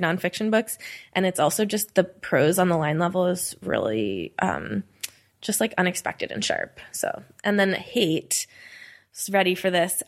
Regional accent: New York, United States; now in Philadelphia, United States; I grew up in New York, I never got to, like, move to New York

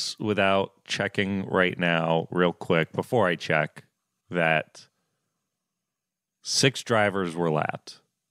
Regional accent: Florida, United States; Look, I'm from Florida

